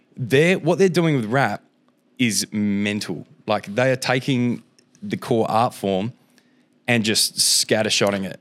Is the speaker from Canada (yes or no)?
no; Lesmurdie, Western Australia, Australia; I grew up in Les Moody, so I had to get the bus down. It's like an hour bus ride into the city